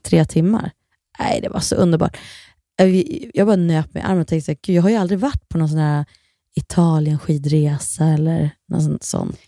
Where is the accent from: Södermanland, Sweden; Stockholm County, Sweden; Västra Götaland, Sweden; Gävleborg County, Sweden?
Gävleborg County, Sweden; Kilafors; jag är ju uppvuxen då i Kilafors och där hade vi en, en skidbacke